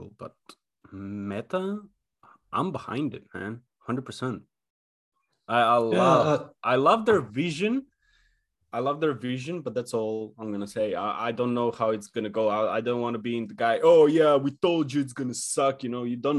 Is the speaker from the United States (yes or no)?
no; North Macedonia; moved away as an adult; where we grew up in Macedonia.